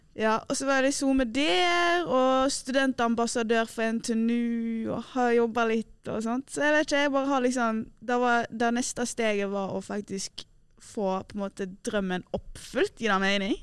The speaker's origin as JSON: {"language": "Norwegian", "town": "Stord", "region": "Vestland", "country": "Norway", "moved": "yes", "lives_now": "Trondheim, Norway", "said": "jeg eh, er fra Stord, og for dere som ikke vet hvor stor det er, det er en liten øy ned forbi Bergen midt mellom Bergen og Stavanger"}